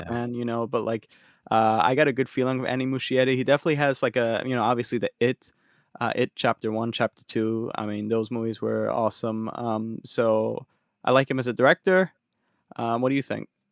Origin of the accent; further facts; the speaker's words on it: Philadelphia, Pennsylvania, United States; we're from Philly